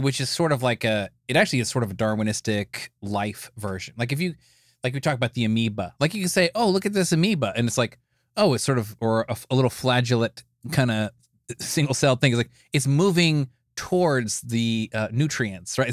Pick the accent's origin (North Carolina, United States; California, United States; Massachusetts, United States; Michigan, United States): California, United States; Escondido; I was born in Escondido, California in 1974